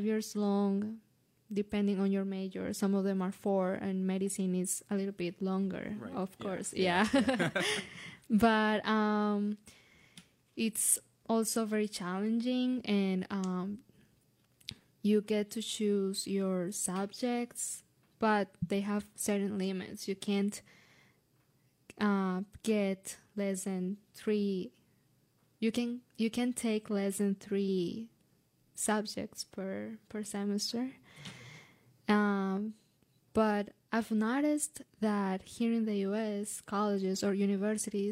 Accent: Colombia; moved away as an adult; now in United States; when I go back to my home country

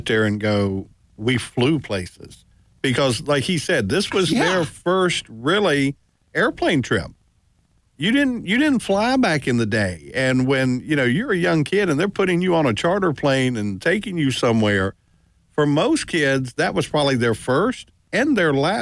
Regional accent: Roanoke, Virginia, United States; I grew up here in the Valley

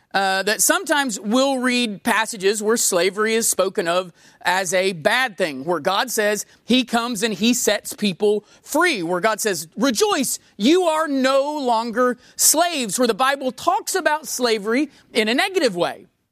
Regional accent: United States; being an American

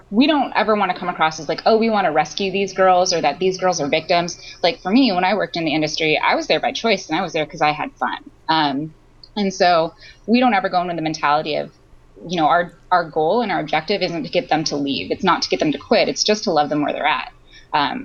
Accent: United States; growing up in America

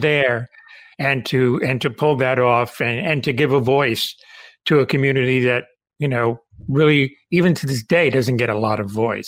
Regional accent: Cuba; moved away; I'm Cuban. I was born in the Caribbean

